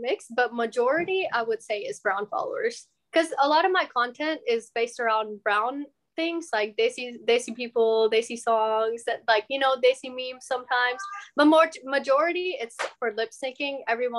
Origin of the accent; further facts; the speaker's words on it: Beaumont, Texas, United States; now in Houston, United States; I'm originally from Beaumont, but we recently moved to Houston too. So I'm like back and forth.